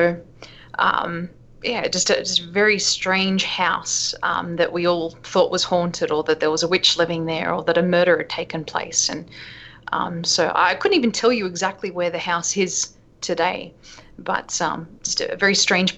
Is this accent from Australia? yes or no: yes; Sydney, New South Wales, Australia; now in United States; I found growing up in Australia